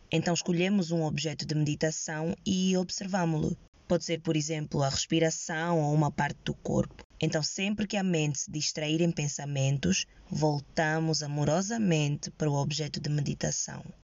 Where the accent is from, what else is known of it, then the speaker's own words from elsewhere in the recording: Angola; eu sou angolana, jovem, sem práticas religiosas e medito